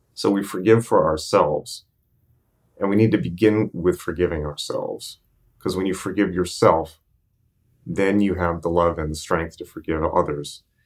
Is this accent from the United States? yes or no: yes; United States; I'm American